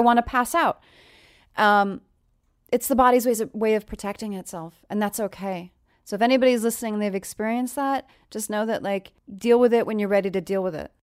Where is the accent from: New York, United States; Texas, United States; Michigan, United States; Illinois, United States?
New York, United States; moved away; I'm from New York originally.